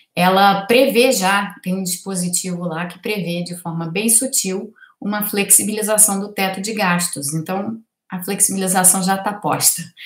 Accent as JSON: {"language": "Portuguese", "country": "Brazil"}